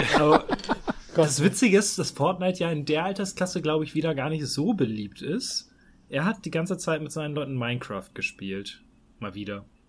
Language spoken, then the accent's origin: German; Hamburg, Germany; als Hamburger